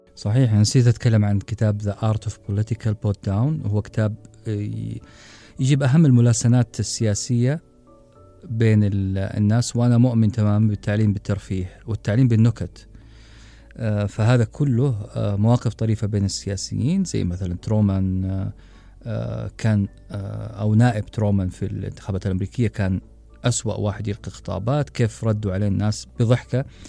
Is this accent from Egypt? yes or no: no; Saudi Arabia; إحنا كعرب أو كسعوديين